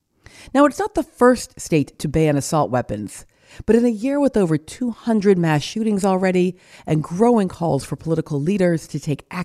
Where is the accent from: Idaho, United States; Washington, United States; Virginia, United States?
Washington, United States; Seattle; born there; I was born in Seattle while my parents were grad students at UW